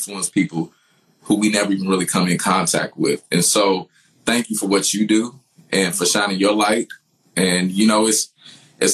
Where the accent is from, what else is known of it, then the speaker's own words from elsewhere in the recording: Louisville, Kentucky, United States; I'm from the West End of Louisville, so I'm from the hood